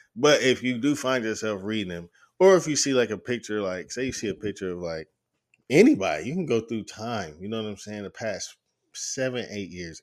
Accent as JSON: {"language": "English", "region": "the South", "country": "United States", "said": "I'm from the South"}